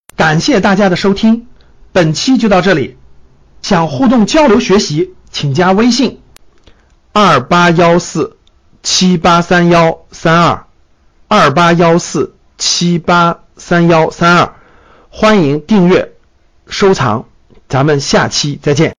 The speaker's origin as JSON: {"language": "Chinese", "country": "China", "said": "大量的我们中国人都没有享受过"}